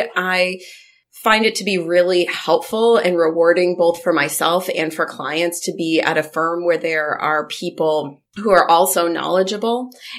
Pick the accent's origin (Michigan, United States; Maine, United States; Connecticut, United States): Maine, United States; Southern; also born or lived in Bangor, Maine; I grew up in Southern Maine, and then when I graduated from law school, came up to the Bangor area to work and have been in this area since then.